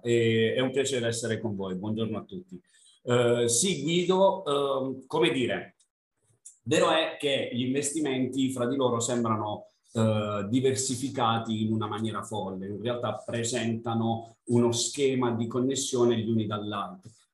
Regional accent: north of Bari province, Apulia, Italy; accent: southern; da buon pugliese vengo da nel, sono nel nord barese

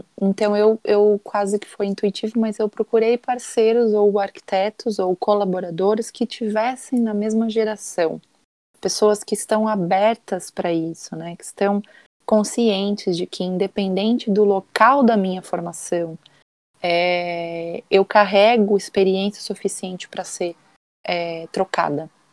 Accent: Brazil; now in Portugal; como brasileiro

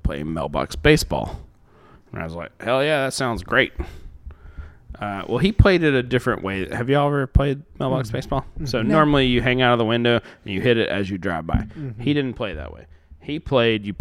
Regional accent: Pinson, Alabama, United States; also born or lived in Center Point; I grew up in Pinson. Pinson.

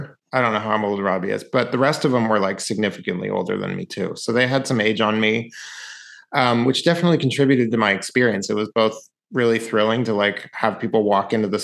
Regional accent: Mill Valley, California, United States; moved away as an adult; also born or lived in North Carolina; I grew up in Mill Valley, California

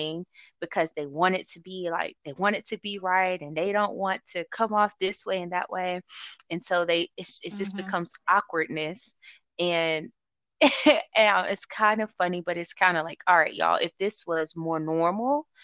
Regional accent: the South, United States; moved away; I go home and I am from the South, I see from where I came from

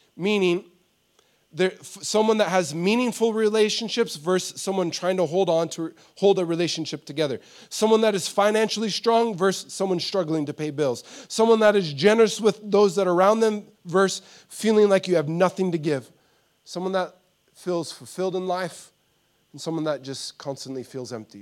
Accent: United States; moved away; I grew up in America

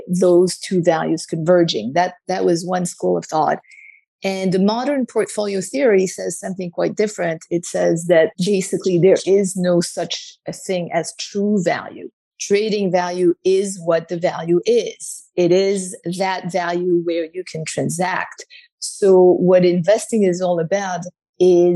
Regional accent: Paris, Île-de-France, France; moved away as an adult; also born or lived in New York; I was born and raised in Paris

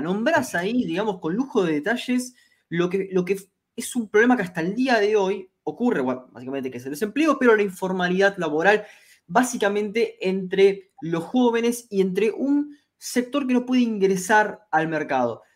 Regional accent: Argentina

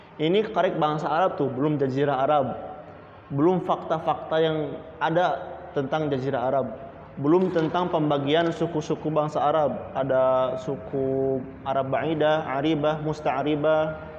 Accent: Indonesia; kita suku Sunda ini mempunyai asal keturunan, mempunyai budaya, mempunyai adat

